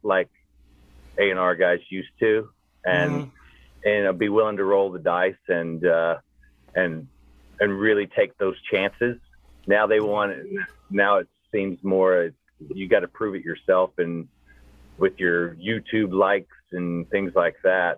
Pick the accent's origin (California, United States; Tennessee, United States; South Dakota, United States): Tennessee, United States; Brownsville; Originally, I grew up outside of Memphis in a town called Brownsville. Tiny town, cotton fields and soybeans.